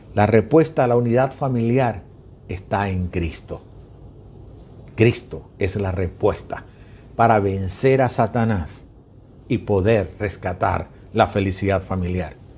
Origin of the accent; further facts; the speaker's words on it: Venezuela; yo como venezolano